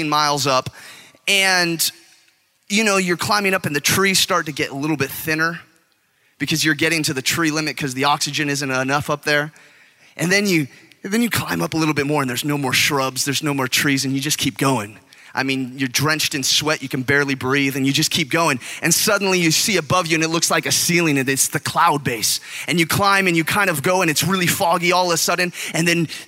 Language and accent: English; California, United States; I'm from California, and the beach is all there